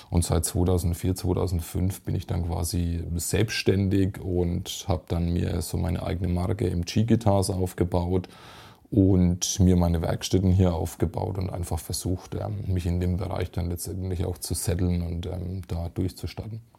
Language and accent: German; Kirchlauter, Bavaria, Germany; nicht so weit weg von meinem Heimatort hier in Kichlauder, gut 25 Kilometer entfernt.